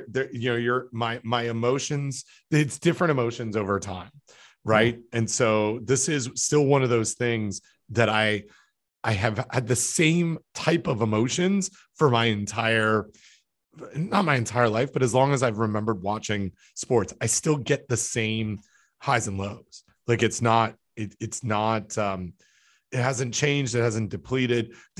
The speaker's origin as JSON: {"language": "English", "town": "Toronto", "region": "Ontario", "country": "Canada", "tie": "born or raised there", "said": "I have some like emotional cycle to, you know, my hometown teams. And so I remember 25 years ago when the Toronto Maple Leafs made the playoffs"}